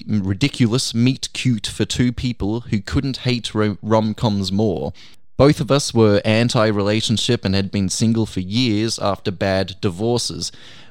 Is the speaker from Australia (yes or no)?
no; Canada; He's from the UK and I'm from Canada, but we were both backpacking.